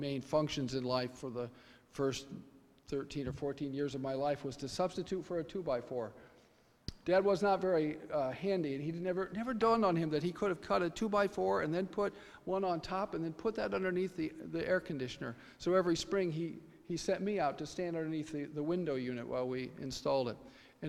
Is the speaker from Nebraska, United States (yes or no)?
yes; Nebraska, United States; also born or lived in Kansas; I'm from Nebraska. I suppose I should let that out right away. And I was born in Kansas and raised by folks from Kansas.